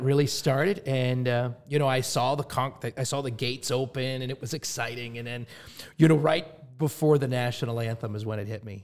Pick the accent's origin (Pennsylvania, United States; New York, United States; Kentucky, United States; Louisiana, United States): Pennsylvania, United States; Pittsburgh; moved away; Pittsburgh, my hometown